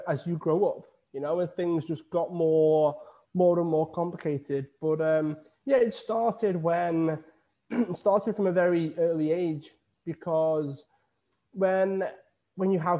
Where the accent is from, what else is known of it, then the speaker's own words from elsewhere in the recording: Widnes, North West England, United Kingdom; now in Lanzarote, Spain; I'm originally from Widnes in the UK. I moved to Lanzarote in the Canary Islands